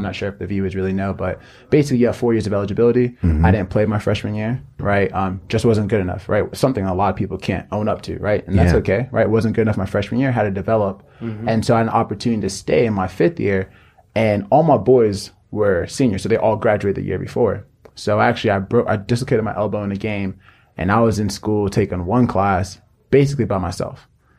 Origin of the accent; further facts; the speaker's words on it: Florida, United States; But if you take it all the way back, I'm from Nigeria. I was actually born in the States.